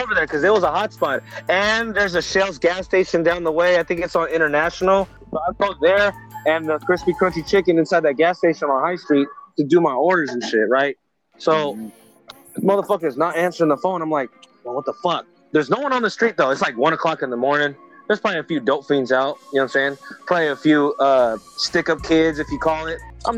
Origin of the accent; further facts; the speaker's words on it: Pittsburg, California, United States; I'm from Pittsburgh